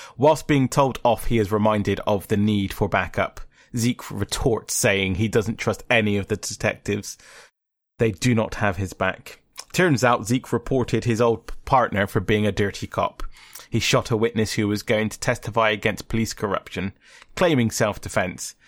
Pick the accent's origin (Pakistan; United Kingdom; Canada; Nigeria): United Kingdom; England; we're English, it's like, it's our language